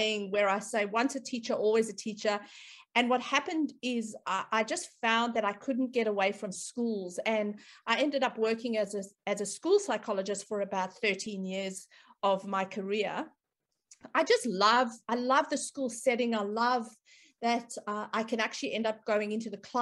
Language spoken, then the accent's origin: English; South Africa; moved away as an adult; now in Australia; I am South African background, but I've lived in Australia for probably almost 18 years now. I've spent part of my career, my early career, obviously in South Africa